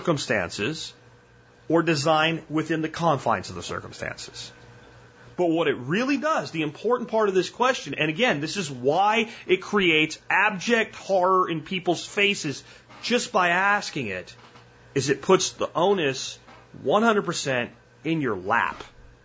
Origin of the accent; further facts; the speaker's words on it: New Jersey, United States; I'm from Jersey. A lot of people don't know that. I was born in Jersey